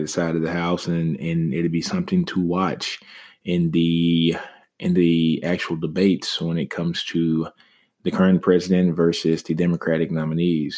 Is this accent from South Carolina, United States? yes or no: no; Shreveport, Louisiana, United States; my home state, you know, of Shreveport, Louisiana